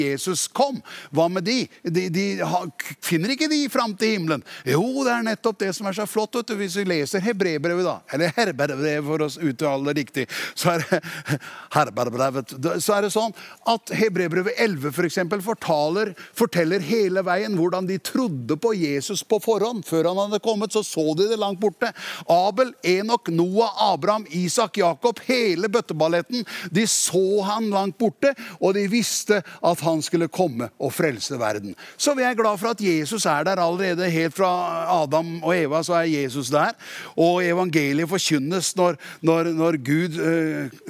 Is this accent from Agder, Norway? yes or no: no; Tune, Østfold, Norway; jeg er fra Tune